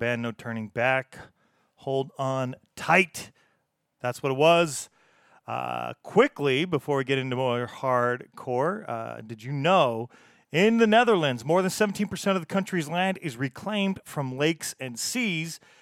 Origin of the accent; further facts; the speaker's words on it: United States; accent: American; me and my American accent